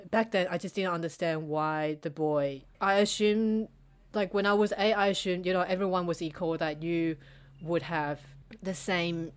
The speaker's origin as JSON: {"language": "English", "country": "Taiwan", "tie": "born or raised there", "moved": "yes", "lives_now": "Australia", "said": "when I was growing up in Taiwan"}